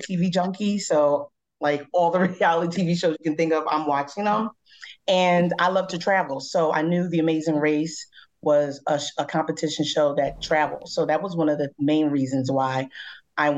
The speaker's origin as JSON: {"language": "English", "town": "Philadelphia", "region": "Pennsylvania", "country": "United States", "said": "I am also from Philadelphia, Pennsylvania"}